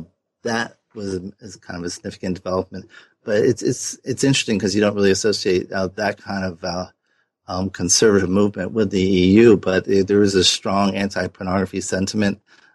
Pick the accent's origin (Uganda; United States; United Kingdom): United States; Providence, Rhode Island; He was coach of my hometown Friars, Providence College Friars